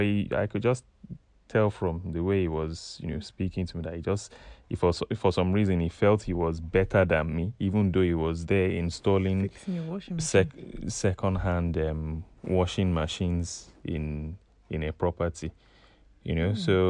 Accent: Nigeria; moved away as an adult; I said, yeah, I'm from Nigeria.

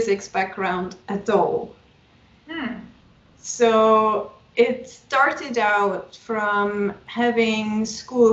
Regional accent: Switzerland; I'm from Switzerland

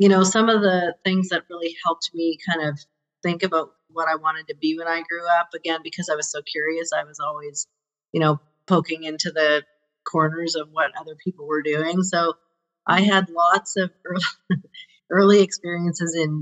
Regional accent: Calgary, Alberta, Canada; I grew up in Calgary. So I'm a Calgary born and bred

